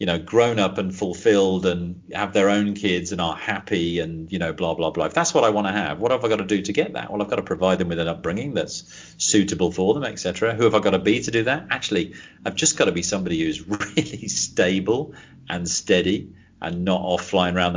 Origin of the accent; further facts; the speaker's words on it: Leicester, East Midlands, United Kingdom; moved away as an adult; also born or lived in Banbury; I was born in Leicester originally